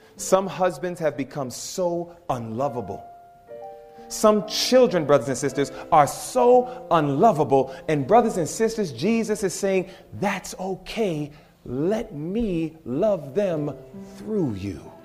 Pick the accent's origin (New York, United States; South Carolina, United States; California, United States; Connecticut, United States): New York, United States; moved away; I'm from New York